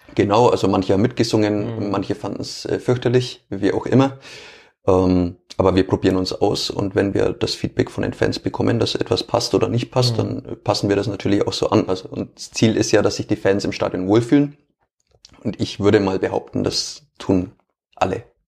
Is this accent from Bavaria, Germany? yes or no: yes; Franconia, Bavaria, Germany; accent: Fränkisch; ich versuche ja auch möglichst ähm, meinen Dialekt nicht zu unterbinden